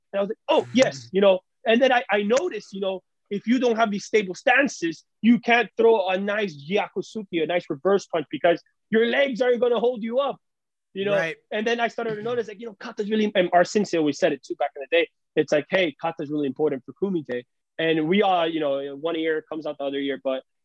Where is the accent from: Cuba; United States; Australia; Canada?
Cuba; We come from Cuba, so it was very difficult to even have money.